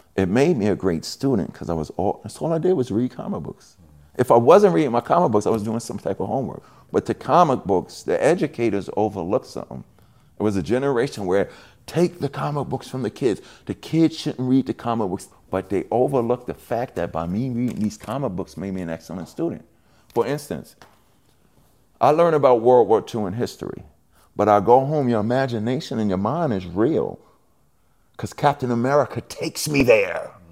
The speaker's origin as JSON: {"language": "English", "town": "New York City", "region": "New York", "country": "United States", "moved": "yes", "lives_now": "New Jersey, United States", "said": "from Hollis, Queens"}